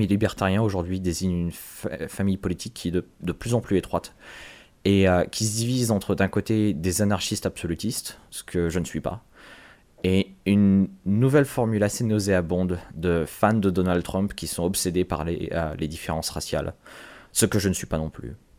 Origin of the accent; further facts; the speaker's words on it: France; je suis français